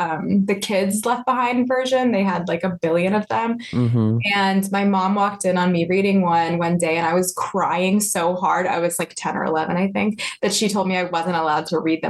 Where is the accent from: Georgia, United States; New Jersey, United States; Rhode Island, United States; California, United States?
Georgia, United States; Lilburn; now in Chicago, United States; I grew up very Christian in the South. I grew up in Lilburn, Georgia, which is just outside Atlanta.